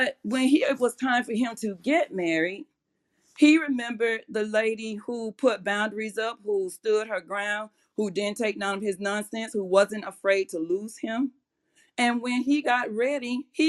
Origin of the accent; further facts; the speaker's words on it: Atlanta, Georgia, United States; moved away; I'm from Atlanta. So, well, Georgia. So back in Atlanta